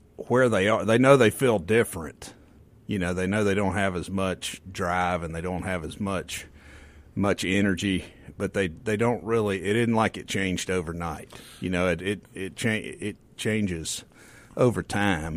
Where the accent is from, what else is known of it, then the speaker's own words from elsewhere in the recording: the Mississippi Delta, United States; I grew up in the Delta, so we had tornado parties